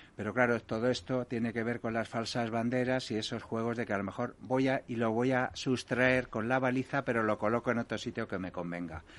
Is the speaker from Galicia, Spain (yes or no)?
yes; Galicia, Spain; yo soy gallego